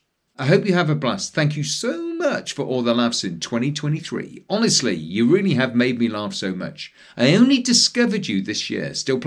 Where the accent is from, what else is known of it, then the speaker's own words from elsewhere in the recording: Leeds, Yorkshire and the Humber, United Kingdom; moved away as an adult; now in Australia; I'm originally from Leeds.